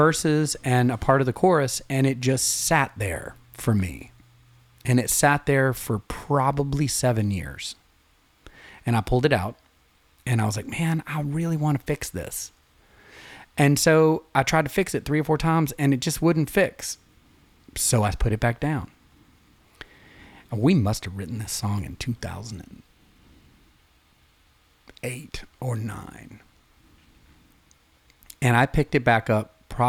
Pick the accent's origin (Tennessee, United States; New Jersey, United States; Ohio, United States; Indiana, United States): Tennessee, United States; East; I'm from East Tennessee